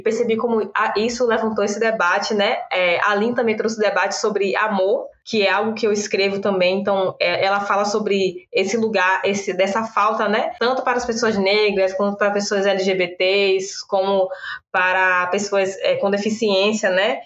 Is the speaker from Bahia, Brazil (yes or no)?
yes; Cachoeira, Bahia, Brazil; also born or lived in Salvador; eu sou de Cachoeira, no interior da Bahia, Recôncavo Baiano